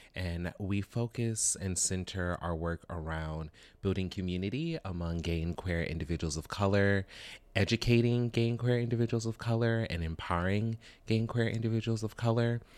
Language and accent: English; the South, United States; I'm from the South, like, born and raised in the South